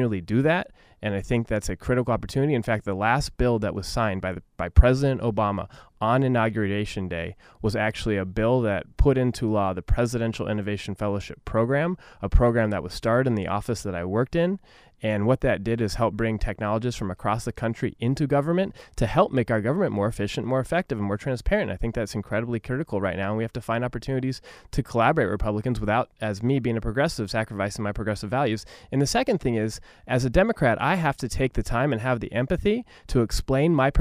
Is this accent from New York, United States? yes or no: no; Orange County, California, United States; I'm a kid from Orange County. And like so many kids from Orange County, you know, we grow up in a pretty diverse community.